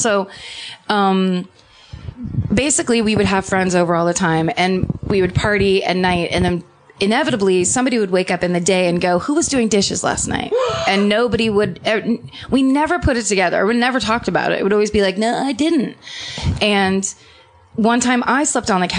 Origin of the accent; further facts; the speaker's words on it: Petaluma, California, United States; moved away; my hometown, Petaluma